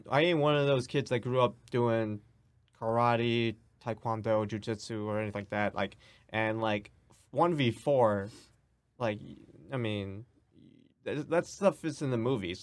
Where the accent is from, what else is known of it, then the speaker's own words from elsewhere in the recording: New York City, New York, United States; I grew up in New York City